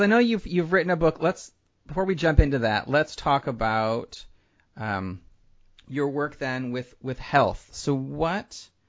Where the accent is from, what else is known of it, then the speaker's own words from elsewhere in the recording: Midwest, United States; So I grew up in the Midwest, and it is not my favorite place to visit for the holidays.